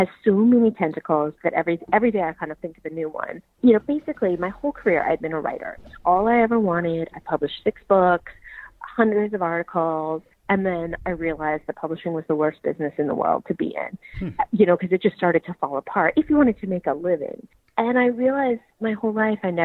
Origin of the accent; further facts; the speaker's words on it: Marin County, California, United States; I'm from Marin County, which is up north